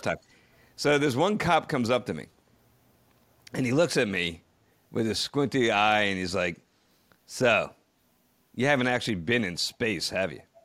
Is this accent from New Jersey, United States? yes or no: yes; near Ridgewood, New Jersey, United States; the town of Ridgewood, New Jersey, which is very close to my hometown. Actually, I took some extracurricular classes at the Ridgewood High School when I was a kid.